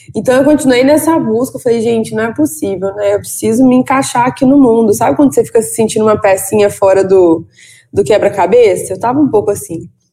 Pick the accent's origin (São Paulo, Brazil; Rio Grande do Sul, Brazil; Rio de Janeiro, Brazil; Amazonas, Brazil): Rio de Janeiro, Brazil; Valença; eu sou de Valença, que não é Vassouras. Valença é uma cidade no interior do estado do Rio de Janeiro.